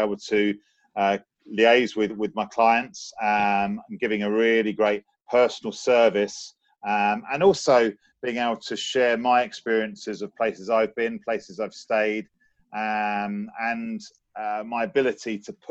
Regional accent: London, United Kingdom; growing up in London, being around so many different cultures

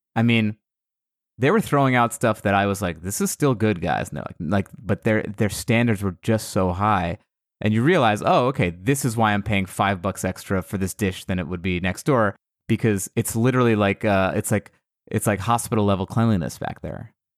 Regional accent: United States; I was born in America, but my my family is all from Iran

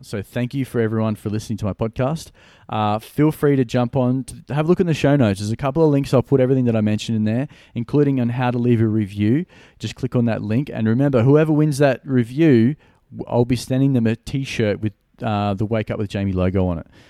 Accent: Gold Coast, Queensland, Australia; Brisbane is about an hour north from my hometown. I'm from the Gold Coast

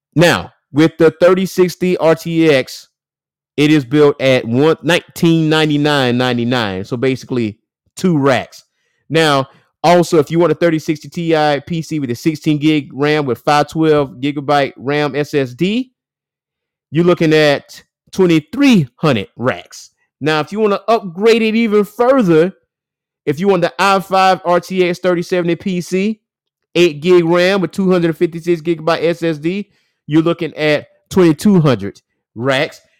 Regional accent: Lake City, United States; now in Columbia, United States; my hometown of Lake City in Atlanta area

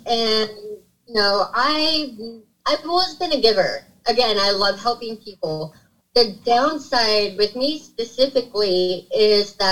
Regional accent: Sacramento, California, United States; I'm from Sacramento.

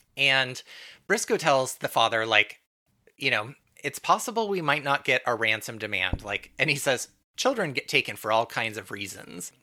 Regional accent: Santa Barbara, California, United States; I grew up in Southern California in Santa Barbara

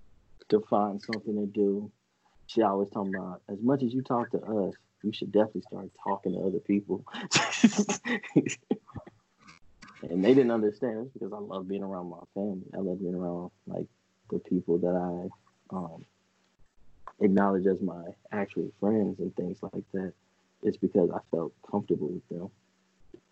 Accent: United States; me and Jay growing up in Highland Hills with my grandma and my mom

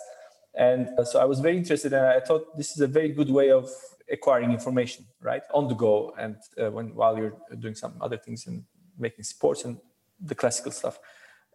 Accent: Ankara, Turkey; also born or lived in Izmir; now in Istanbul, Turkey; I was born in Ankara

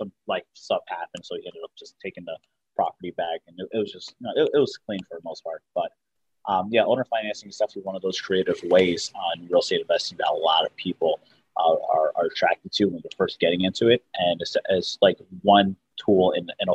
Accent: West Orange, New Jersey, United States; also born or lived in Washington D.C./Maryland area; now in Maryland, United States; I'm actually from New Jersey, West Orange, New Jersey originally, but I live in the D.C. Maryland area right now

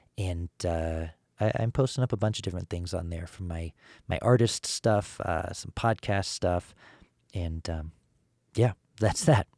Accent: Colorado, United States; I'm from Colorado. That's where I'm sitting right now.

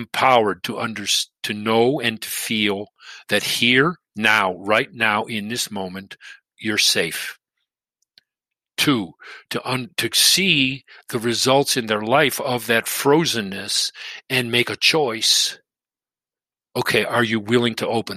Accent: Detroit, Michigan, United States; moved away; also born or lived in Boston; I grew up in Detroit

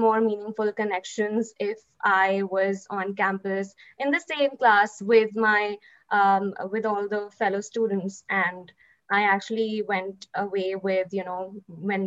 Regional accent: Mumbai, Maharashtra, India; moved away as an adult; also born or lived in Calgary; now in Canada; I was born in Mumbai

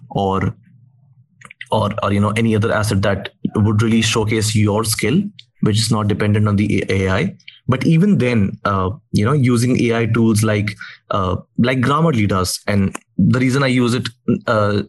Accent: India; I'm from India

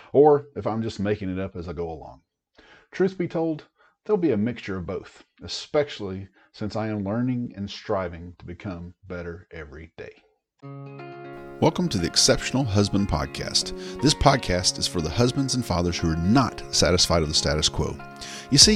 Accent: East Tennessee, United States; moved away as an adult; also born or lived in Oklahoma / Germany / Washington State; I grew up in East Tennessee

